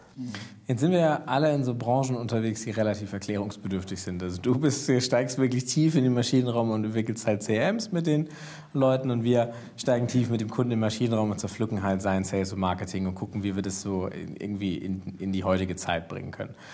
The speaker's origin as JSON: {"language": "German", "country": "Germany", "said": "als, als Deutsche"}